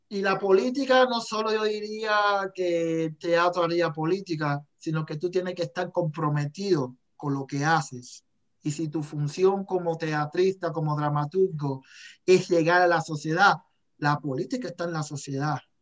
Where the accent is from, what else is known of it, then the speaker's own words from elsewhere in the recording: Cuba; moved away as an adult; now in Calgary, Canada; yo soy cubano